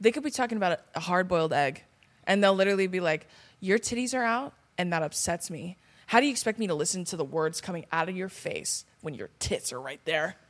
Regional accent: California, United States; I'm from California

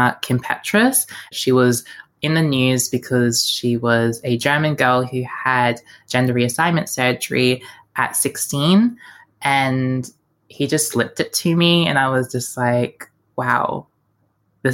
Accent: Melbourne, Victoria, Australia; growing up in Melbourne

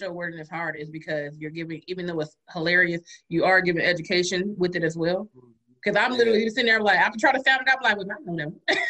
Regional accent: Atlanta, Georgia, United States; growing up in Atlanta, that's what we was raised on, roasting.

